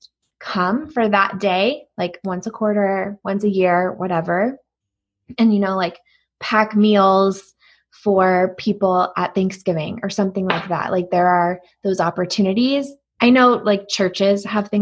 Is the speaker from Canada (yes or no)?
no; East Coast, United States; now in Colorado, United States; I'm from the East Coast